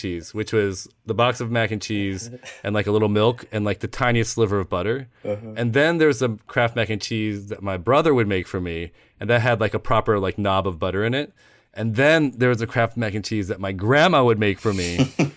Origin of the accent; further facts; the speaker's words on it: Midwest, United States; I grew up in the Midwest